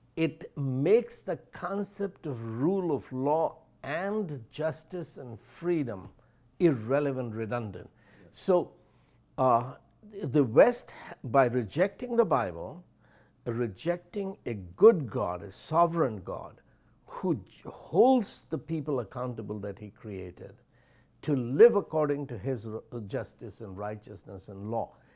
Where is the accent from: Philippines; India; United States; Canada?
India; first language Hindi; English is a second language; also born or lived in Allahabad; as an Indian teenager